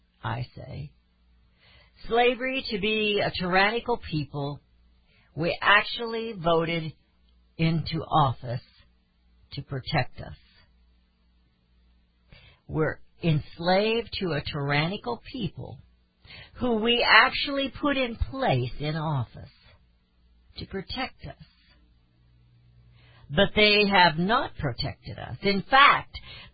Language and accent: English; Missouri, United States; I was born in Missouri, and I'm still in Missouri